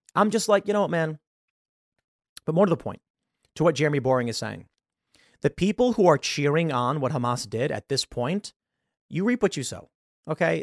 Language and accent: English; United States; I'm an American